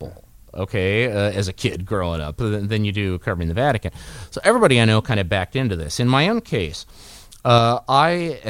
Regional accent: Western Kansas, United States; moved away; I grew up in Western Kansas in the 1970s

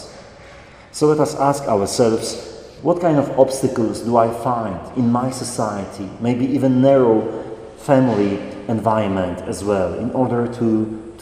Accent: Poland; moved away as an adult; as a priest going back to Poland, to my hometown.

